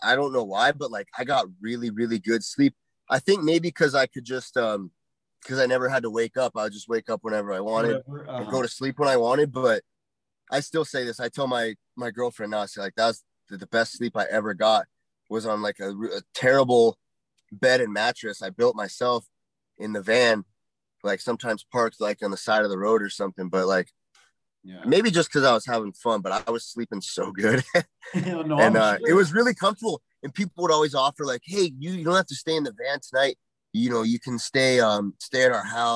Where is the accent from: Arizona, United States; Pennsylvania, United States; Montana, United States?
Montana, United States; moved away as an adult; I grew up in Montana, which is like small mountain state